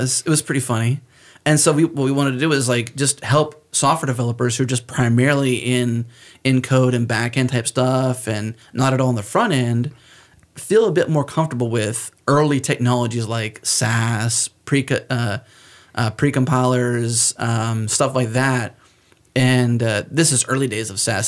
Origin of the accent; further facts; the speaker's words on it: United States; accent: American; because of where I'm from and because I have an American accent and I'm not Canadian